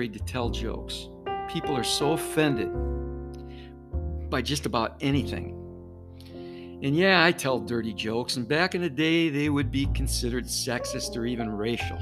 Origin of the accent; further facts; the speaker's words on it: Detroit, Michigan, United States; growing up in Detroit in the 60s